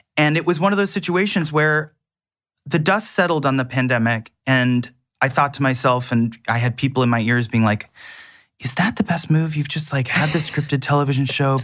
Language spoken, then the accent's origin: English; Canada; accent: North American; being Canadian